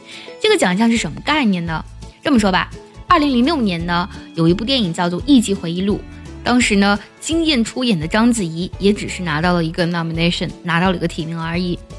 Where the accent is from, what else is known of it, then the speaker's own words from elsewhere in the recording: China; 我们中国人